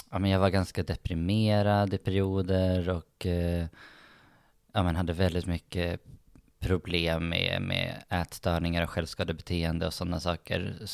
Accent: Umeå, Västerbotten County, Sweden; jag tycker ju om Umeå jättemycket faktiskt. Eh, och jag var väldigt glad att jag växte upp där.

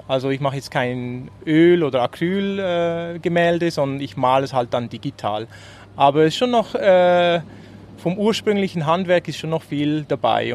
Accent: Switzerland; als Schweizer

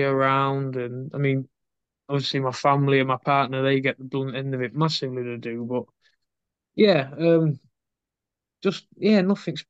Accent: Scunthorpe, Yorkshire and the Humber, United Kingdom; I'm from Scunthorpe

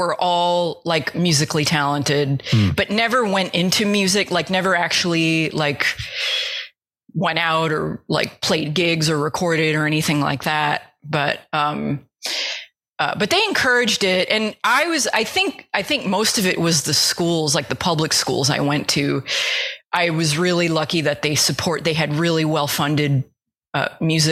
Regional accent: United States; I grew up right outside New York City, so I actually could like take a bus into Manhattan

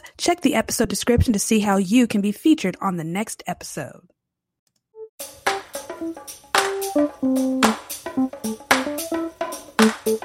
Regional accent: United States; moved away; I am originally from the Carolinas. My mom and my stepdad, they live in Lancaster, South Carolina. My aunt, I have an aunt in Charlotte. So Charlotte area is home base for me

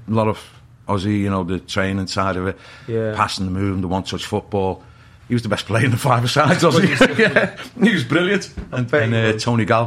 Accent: Liverpool, North West England, United Kingdom; growing up in Liverpool in the 70s.

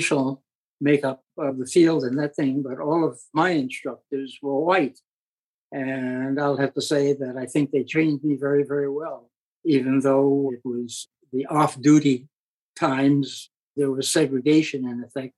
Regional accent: New York City, New York, United States; I went back to my hometown, New York City, and decided to go back to school

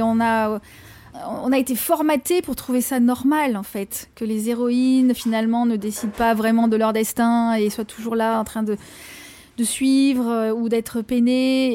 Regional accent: Marseille, Provence-Alpes-Côte d'Azur, France; now in London, United Kingdom; suis née à Marseille, j'ai grandi à Marseille

